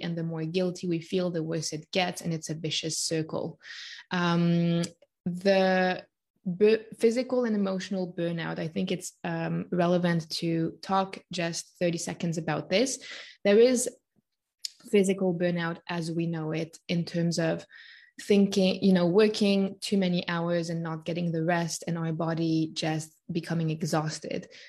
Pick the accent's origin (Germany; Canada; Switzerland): Switzerland; born and raised in Switzerland